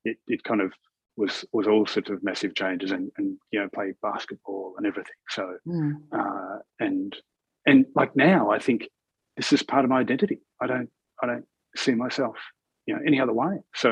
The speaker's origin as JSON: {"language": "English", "town": "Melbourne", "region": "Victoria", "country": "Australia", "tie": "born or raised there", "said": "I grew up in Melbourne, and in the northern suburbs of Melbourne, in a suburb called Bundoora"}